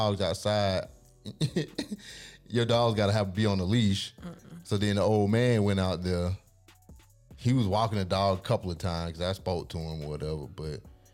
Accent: the South, United States; growing up in the South

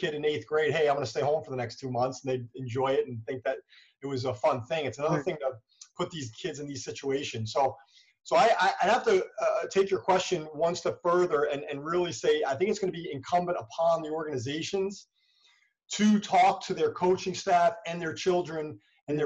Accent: United States

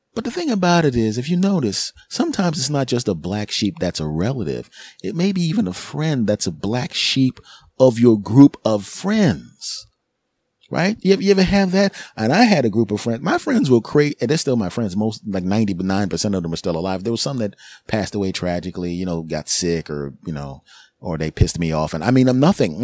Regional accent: Philadelphia, Pennsylvania, United States; moved away as an adult; now in New Jersey, United States; I'm originally from, I'm in Jersey now, but I'm originally from Philadelphia. So I have my original friends from Philly, my original comedy friends and people I grew up

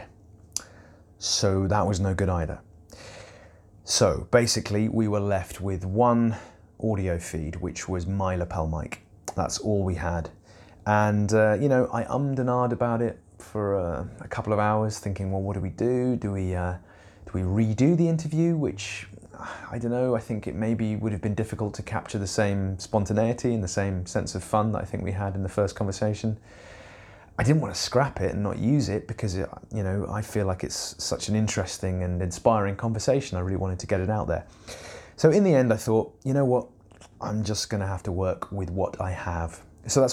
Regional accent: Eastbourne, South East England, United Kingdom; I grew up in Eastbourne

